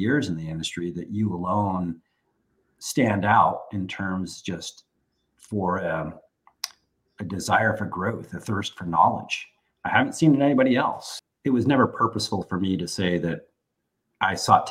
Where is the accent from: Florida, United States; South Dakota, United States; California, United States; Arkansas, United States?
California, United States; San Francisco Bay Area; moved away as an adult; also born or lived in Washington, D.C.; having been born and raised in the San Francisco Bay Area, and none of my family ever having moved away, I was the first person to do so. And I moved to Washington, D.C.